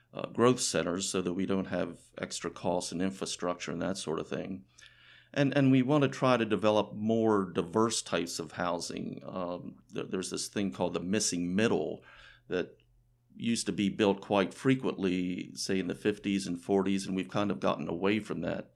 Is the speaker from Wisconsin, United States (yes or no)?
no; Frederick County, Maryland, United States; I was born in Frederick County and have lived here most of my life